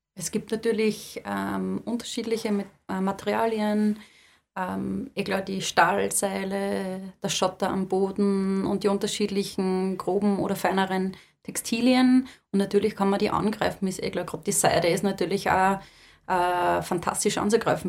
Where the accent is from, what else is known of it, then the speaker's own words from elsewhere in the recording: Lower Austria, Austria; ich komme da aus Niederösterreich